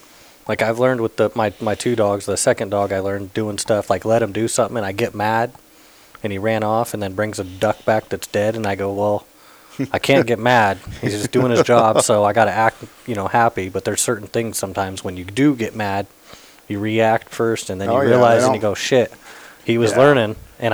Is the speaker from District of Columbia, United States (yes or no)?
no; Sacramento, California, United States; I grew up in Sacramento